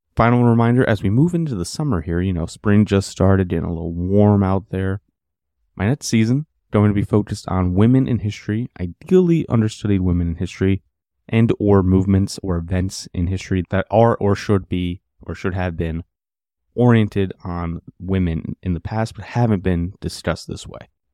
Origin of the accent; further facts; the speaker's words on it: United States; us Americans